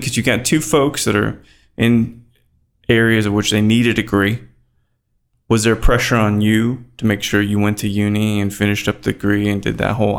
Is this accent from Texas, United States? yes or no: yes; Texas, United States; I'm from Texas, right?